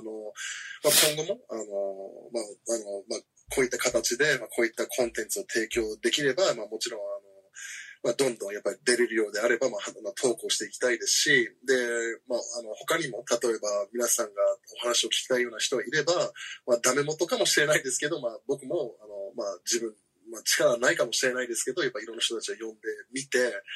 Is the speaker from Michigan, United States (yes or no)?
no; Washington, District of Columbia, United States; also born or lived in Hiroshima, Japan; now in Matsue, Japan; 僕はあの実はワシントン DC 出身